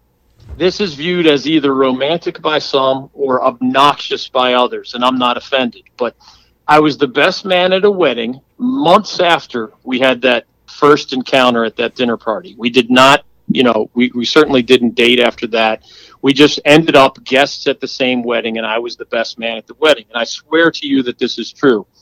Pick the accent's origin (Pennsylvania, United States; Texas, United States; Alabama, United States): Pennsylvania, United States; Philadelphia; now in North Carolina, United States; I grew up in Philly.